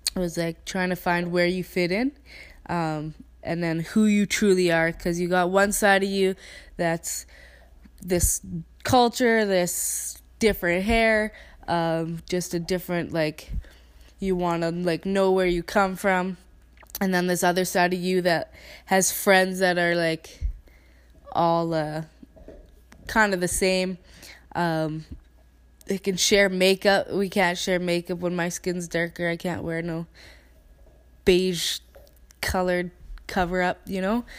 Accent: Canada; accent: Canadian; in perfect English with my Canadian accent

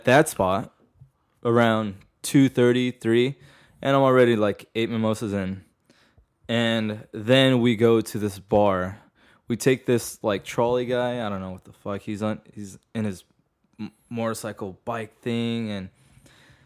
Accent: Las Vegas, Nevada, United States; I'm from Vegas.

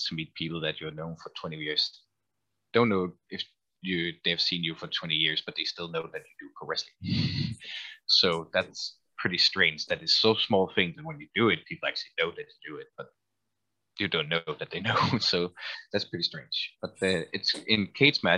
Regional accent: Denmark; also born or lived in Copenhagen; I was Danish all the way and actually lived in Copenhagen all the time

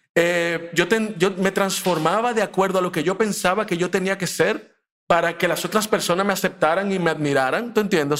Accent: Dominican Republic; also born or lived in Mexico; yo también vine así muy chiquito para acá. Eh, y crecí en Dominicana. Yo me considero dominicano, de pura cepa

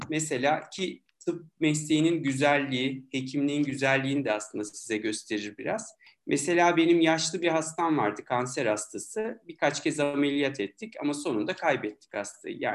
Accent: Milas, Muğla, Turkey; Tabii ki 1975 Milas Muğla doğumluyum. Egeliyim yani. İlkokulu orada okudum. Sonra İzmir'de ortaokul, tekrar Milas'ta lise derken Hacettepe'ye geldim tıp fakültesine.

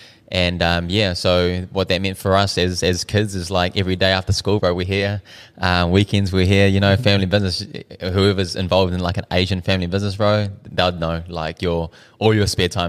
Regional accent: Dunedin, Otago, New Zealand; born there; I was born in Dunedin, but yeah, I was born here.

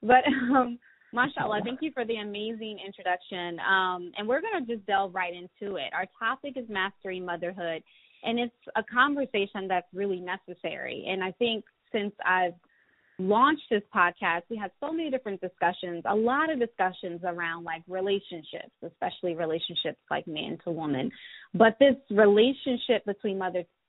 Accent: Philadelphia, Pennsylvania, United States; my hometown, which is Philadelphia

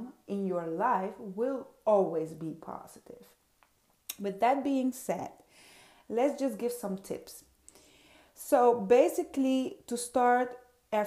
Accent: Netherlands; first language Dutch; English is a second language; also born or lived in Suriname; I am a Surinamese queen. It's in South America, born there, and raised in Europe, in the Netherlands, and still living in Europe. So that being said, Dutch is my first language, English is not.

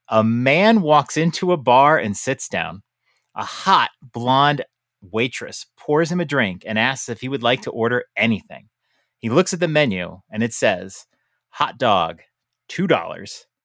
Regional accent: New York, United States; moved away; I'm a New Yorker. I'm from New York.

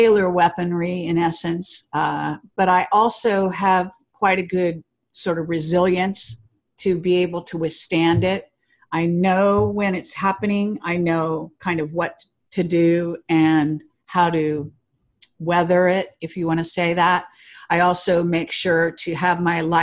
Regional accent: Palo Alto, California, United States; I was born in Palo Alto

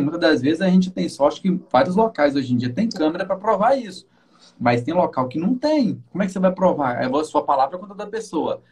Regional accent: Minas Gerais, Brazil; moved away as an adult; now in Guarapari, Brazil; Eu sou de Minas também

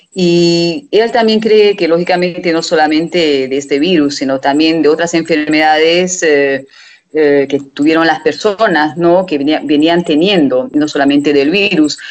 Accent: Hungary; de Hungría

